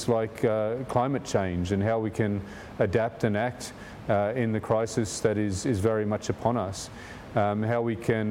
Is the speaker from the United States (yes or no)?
no; Darwin, Northern Territory, Australia; I grew up in Darwin, which is in the Northern Territory, on Larrakia country.